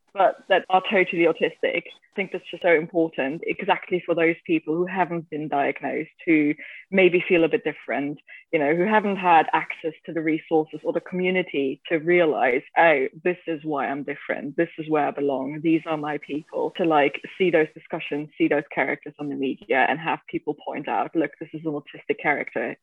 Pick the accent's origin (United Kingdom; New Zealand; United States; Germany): Germany; I'm from Germany